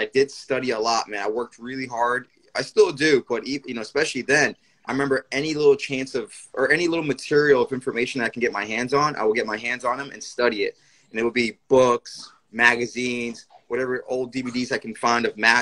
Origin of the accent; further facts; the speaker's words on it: New York, United States; I'm born and raised in New York. My parents are from Puerto Rico.